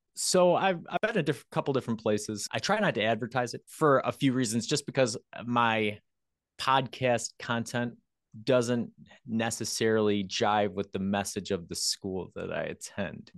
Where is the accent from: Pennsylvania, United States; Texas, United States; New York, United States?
New York, United States; near Rochester; pretty close to my hometown